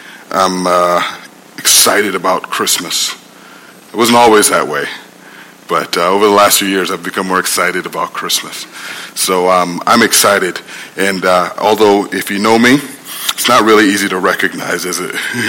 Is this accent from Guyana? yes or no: yes; Guyana; We were born and raised in Guyana, you know. We had no context for this warrior with the beard, right?